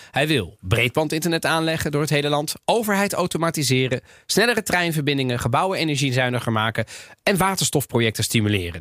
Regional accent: Netherlands; now in Italy; wij zijn als Nederlanders

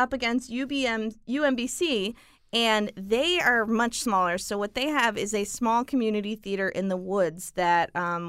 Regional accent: New Jersey, United States; I'm from New Jersey.

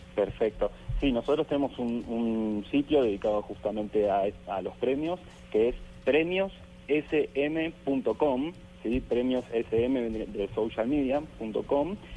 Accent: Argentina; yo soy de Argentina

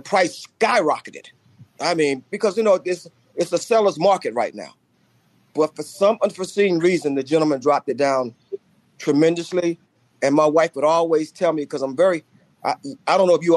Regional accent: New York City, New York, United States; There was a kid growing up in Brooklyn in Bed-Stuy

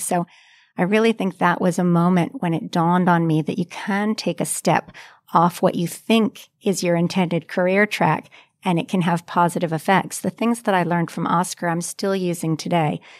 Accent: Washington, District of Columbia, United States; moved away as an adult; now in Australia; growing up in Washington, D.C.

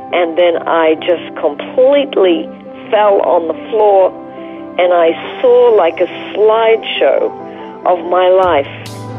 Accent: Toowoomba, Queensland, Australia; moved away as an adult; also born or lived in Brisbane / Israel; spent most of my childhood growing up and my pivotal years of education in Toowoomba

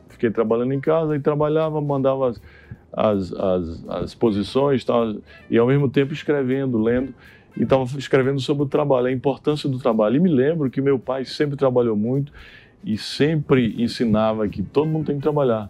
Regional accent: Santana dos Garrotes, Paraíba, Brazil; moved away; eu fundei o Instituto de Diniz lá na minha cidade, Santana dos Garrotes

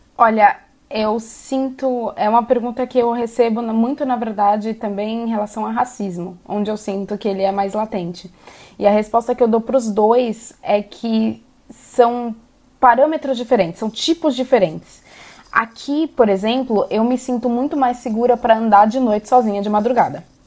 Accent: Brazil; also born or lived in Ireland; now in Portugal; nós enquanto brasileiros

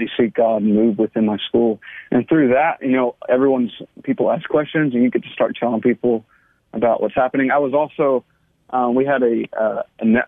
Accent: Texarkana, Texas, United States; moved away as an adult; now in Dallas, United States; I moved here to Dallas from Texarkana, Texas, my hometown

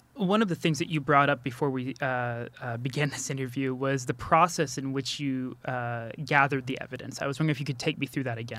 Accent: United States; now in Kurdistan, Iraq; As an American

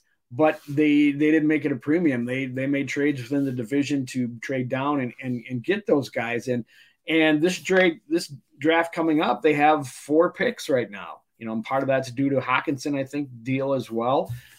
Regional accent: Mankato, Minnesota, United States; I'm from Mankato.

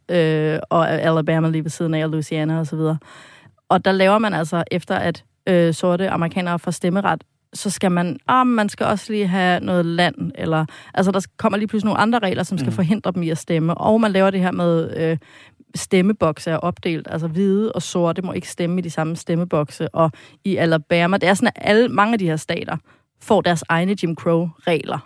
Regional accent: Denmark; som dansker

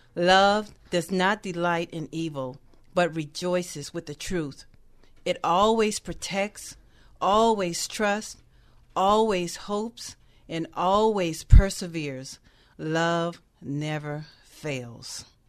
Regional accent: the South, United States; I am from the South

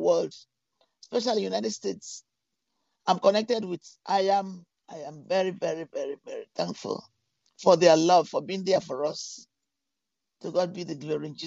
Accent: Nigeria; now in Europe; I'm from Nigeria

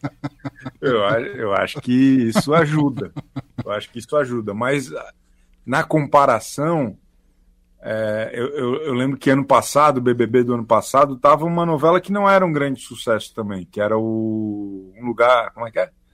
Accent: Florianópolis, Santa Catarina, Brazil; moved away as an adult; now in São Paulo, Brazil; Eu sou de Florianópolis, eu moro aqui há 15 anos.

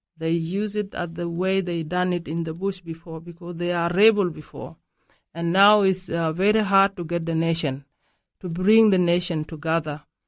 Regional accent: South Sudan; I'm from those people. I'm from Denka. Uh, I'm not from Nuer, but I'm married Nuer

